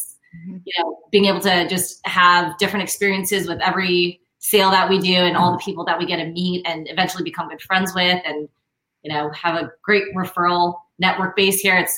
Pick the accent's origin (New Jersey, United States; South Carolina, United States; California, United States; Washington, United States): California, United States; Orange County; we've been here for over a decade now, 11 to 12 years. And we're both born and raised in Orange County. Never really left Orange County.